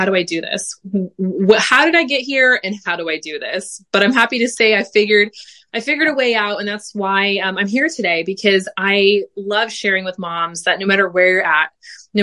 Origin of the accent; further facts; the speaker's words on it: United States; moved away as an adult; now in Belgium; I am also an American mama living in Belgium.